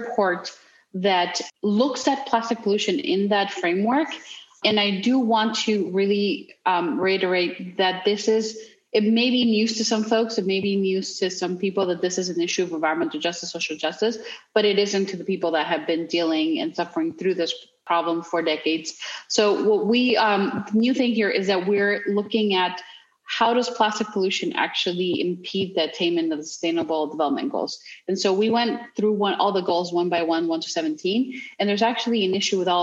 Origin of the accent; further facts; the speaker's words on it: Mexico; I grew up in Mexico